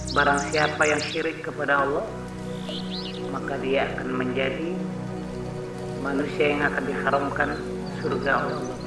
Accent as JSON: {"language": "Indonesian", "town": "Taliwang", "region": "West Nusa Tenggara", "country": "Indonesia", "tie": "born or raised there", "said": "Lahir di Desa Selutu, Kecamatan Teliwang, Kabupaten Sumbawa Barat, Provinsi Nusa Tenggara Barat"}